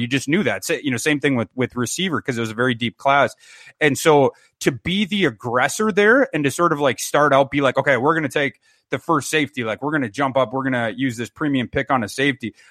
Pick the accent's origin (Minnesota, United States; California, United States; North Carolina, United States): Minnesota, United States; Brainerd; I'm from Brainerd, Minnesota.